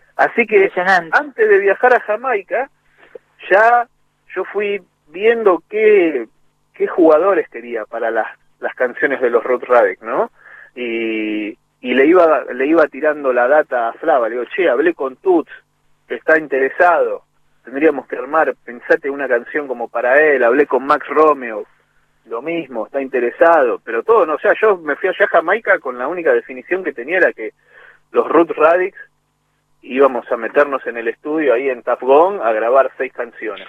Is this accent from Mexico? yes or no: no; Monte Grande, Buenos Aires Province, Argentina; also born or lived in Lanús; Nací en Lanús, a los ocho años me fui a vivir a Montegrande por el laburo de mi viejo. Y me crié en Montegrande hasta los 22.